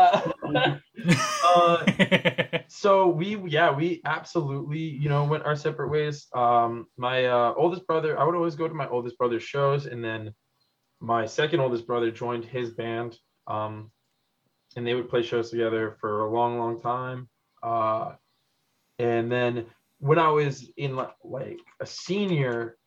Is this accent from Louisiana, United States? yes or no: no; Massachusetts, United States; now in Philadelphia, United States; I'm from Massachusetts. So like a Lowell, Boston sort of bit